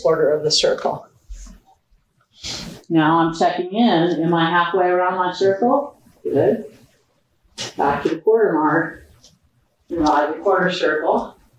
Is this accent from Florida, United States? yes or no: yes; Florida, United States; moved away; I grew up in Florida, not here